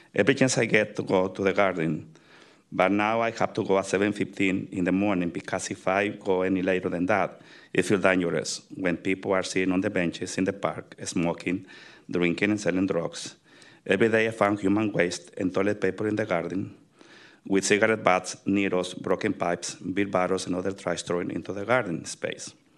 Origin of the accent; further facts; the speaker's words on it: Tamazula, Jalisco, Mexico; now in San Francisco, United States; I grew up in Tamazula, Mexico, in the state of Jalisco